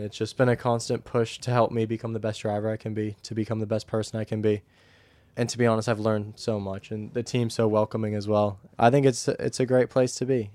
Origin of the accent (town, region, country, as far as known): United States; moved away